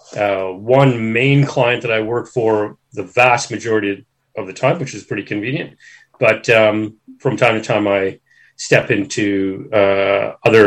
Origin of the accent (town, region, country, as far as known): Toronto, Ontario, Canada; born or raised there; moved away as an adult; now in Australia